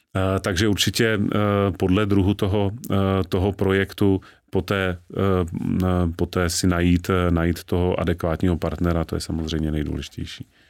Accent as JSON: {"language": "Czech", "town": "Znojmo", "region": "South Moravian Region", "country": "Czechia", "tie": "born or raised there", "said": "Já sám jsem narozen ve Znojmě, což je deset kilometrů od hranic s Rakouskem"}